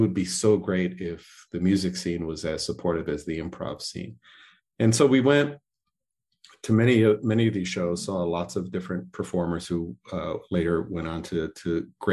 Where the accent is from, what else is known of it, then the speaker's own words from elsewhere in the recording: Joliet, Illinois, United States; moved away; also born or lived in Chicago; I grew up in Joliet, but I've lived in Chicago for many, many years